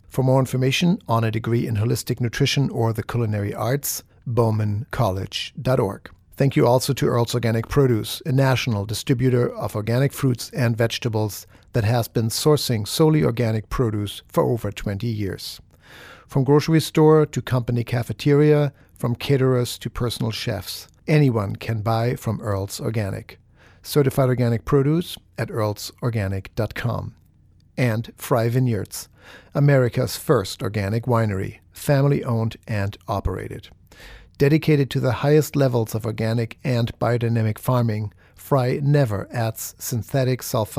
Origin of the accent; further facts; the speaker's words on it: Germany; now in United States; In my 20 years here in the United States, I came from Germany exactly 20 years ago.